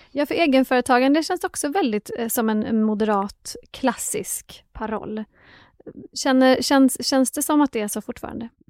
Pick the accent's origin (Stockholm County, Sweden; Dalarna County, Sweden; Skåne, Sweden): Skåne, Sweden; liten och växte upp i Skåne